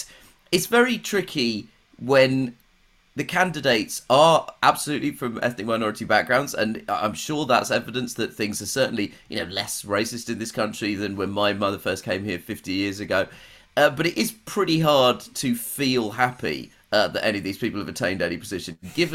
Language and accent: English; United Kingdom; as a British person who is famously of an ethnic minority